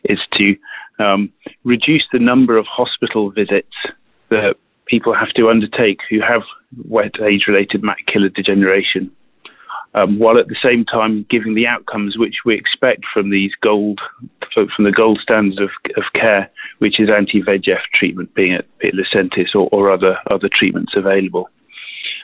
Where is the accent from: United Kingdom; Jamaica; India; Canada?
United Kingdom; accent: British; moved away as an adult; also born or lived in Switzerland; now in South San Francisco, United States; You can probably hear from my accent that I'm a British trained physician by background